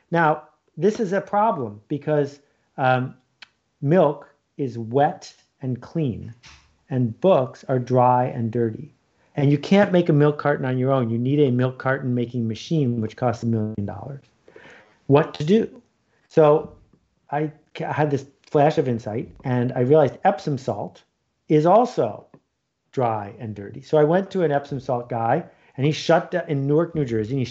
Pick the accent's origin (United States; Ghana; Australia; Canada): Canada; Ontario; I grew up in Algonquin Park, north of Toronto and uh, every summer for 42 summers I've been up there.